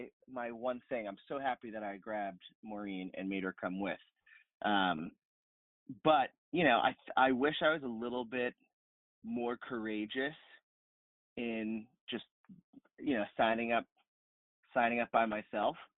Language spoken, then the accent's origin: English; Rhode Island, United States; also born or lived in New York City; now in New York, United States; I'm from Rhode Island originally, but I'm speaking to you from the lovely city of New York